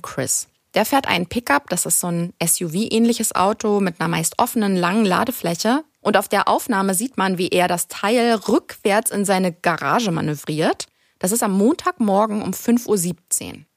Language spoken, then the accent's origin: German; Germany; bei uns in Deutschland